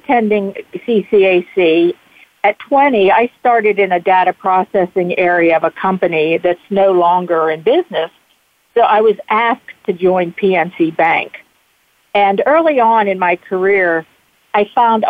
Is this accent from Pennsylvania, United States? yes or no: yes; Bethel Park, Pennsylvania, United States; I grew up in Bethel Park